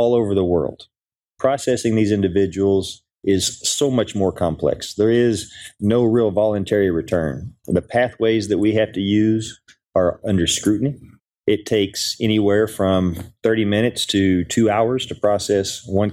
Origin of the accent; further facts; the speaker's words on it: Oklahoma, United States; moved away; also born or lived in Del Rio, Texas; I'm from Oklahoma